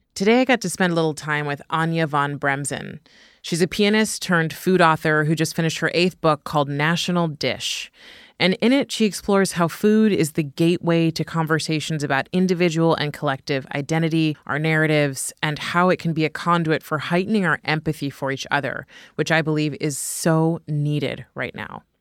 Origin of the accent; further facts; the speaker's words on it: California, United States; as an American-born and Californian on top of that, California is such a hodgepodge of food, you know, and so I grew up eating all sorts of food.